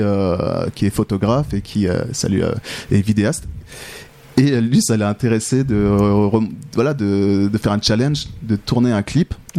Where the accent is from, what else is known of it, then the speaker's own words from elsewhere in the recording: France; moved away as an adult; now in Switzerland; je suis français. J'ai mhm. débarqué en Suisse il y a une quinzaine d'années